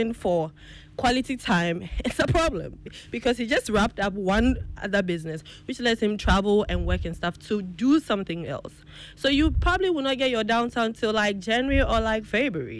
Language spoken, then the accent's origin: English; Ghana; moved away; I was birthed here and grew up a bit before I transitioned into other jurisdictions.